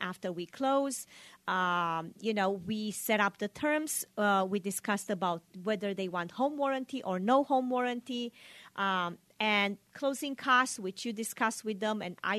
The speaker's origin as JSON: {"language": "English", "country": "Romania", "tie": "born or raised there", "moved": "yes", "lives_now": "Sacramento, United States", "said": "I grew up in Romania"}